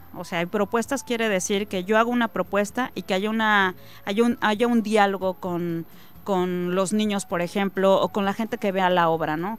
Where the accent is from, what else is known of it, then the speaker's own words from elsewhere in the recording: State of Mexico, Mexico; now in Campeche, Mexico; soy nacida en el Estado de México, tengo 20 años viviendo ya en el Estado de Campeche